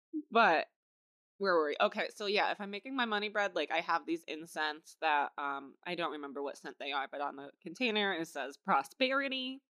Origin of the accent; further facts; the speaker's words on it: Ireland; I'm Irish.